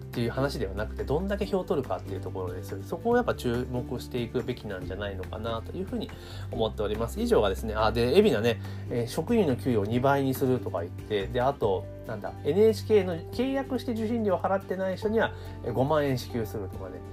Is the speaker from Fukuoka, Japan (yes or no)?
no; Kanagawa, Japan; 私は神奈川県出身だから